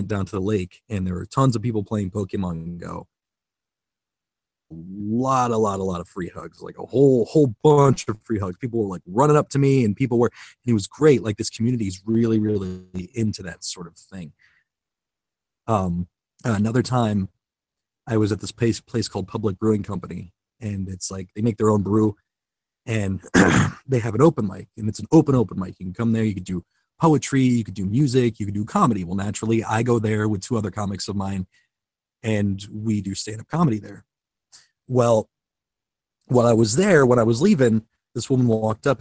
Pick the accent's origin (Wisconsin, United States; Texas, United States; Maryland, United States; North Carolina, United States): Wisconsin, United States; Kenosha; I'm from Kenosha, Wisconsin, which is right outside of the Illinois, Wisconsin border.